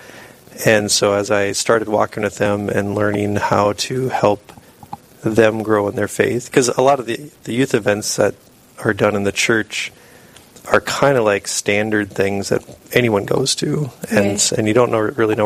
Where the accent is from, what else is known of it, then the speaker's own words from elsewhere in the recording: Sisseton, South Dakota, United States; also born or lived in Sioux Falls, South Dakota; I grew up in Sisseton up in the Northeast, so small town